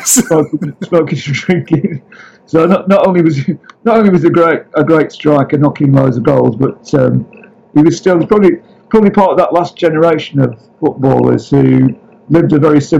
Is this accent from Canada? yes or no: no; Blackburn, North West England, United Kingdom; also born or lived in Liverpool / Bournemouth; I was born in Liverpool because um, basically I was adopted um, as a as a kind of baby, basically. So. Uh, Bournemouth then brought to Blackburn by my parents.